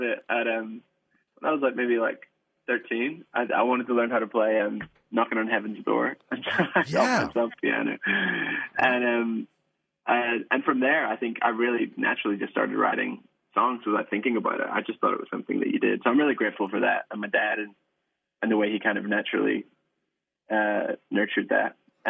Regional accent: Ireland; So we grew up in the Salvation Army in Ireland.

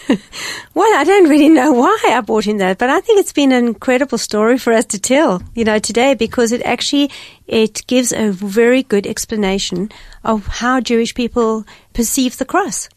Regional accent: Cape Town, Western Cape, South Africa; I grew up in Cape Town um, in a beautiful seaside village called Gordons Bay.

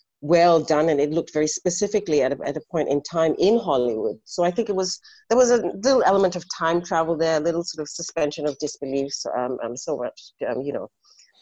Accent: Ipoh, Perak, Malaysia; growing up in Ipoh

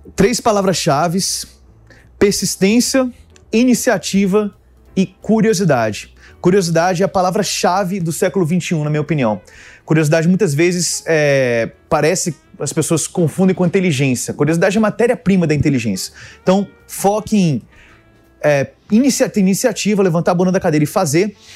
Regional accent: Brasília, Federal District, Brazil; also born or lived in United States; Sou de Brasília. Eu nasci fora, eu sou americano e vim para Brasília com 4, 5 anos de idade, pequenininho.

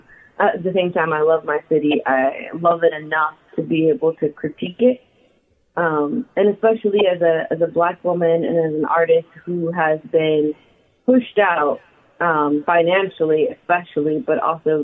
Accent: San Francisco, California, United States; I am a San Franciscan, born and bred.

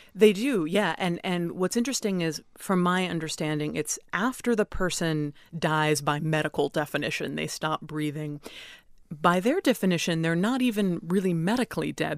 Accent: United States; I am an American funeral director, I'm licensed here in America, I own a funeral home in America

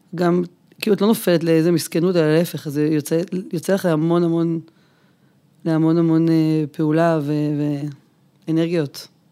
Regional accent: a kibbutz near Beit She'an, Northern District, Israel; אני גם כבת העמק נולדתי באחד הקיבוצים ליד בית שאן

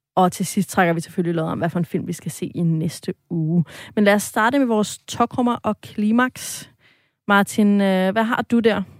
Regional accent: Sorø, Zealand, Denmark; jeg selv er fra øh, Sorø, øh, som jo ligger lige mellem øh, altså Ringsted og Slagelse og Næstved. Altså de her, den her gode vestjyllandske muld, jeg er vokset op i.

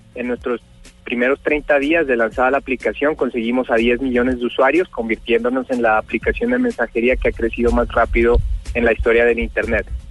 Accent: Pasto, Nariño, Colombia; soy de Pasto, vengo de un colegio muy normal

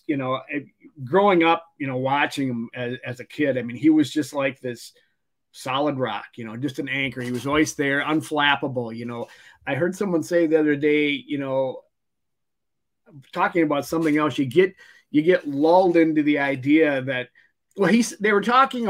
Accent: Mankato, Minnesota, United States; growing up in Mankato

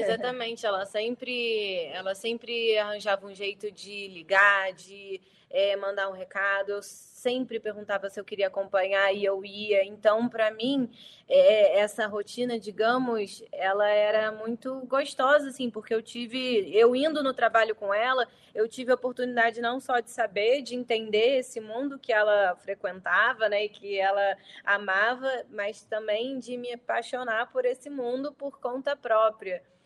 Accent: Rio de Janeiro, Brazil; accent: carioca; also born or lived in São Paulo, Brazil; eu sou do Rio, nascido e criado. o sotaque entrega totalmente

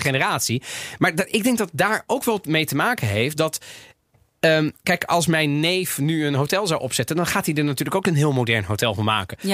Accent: Netherlands; now in Italy; wij zijn als Nederlanders

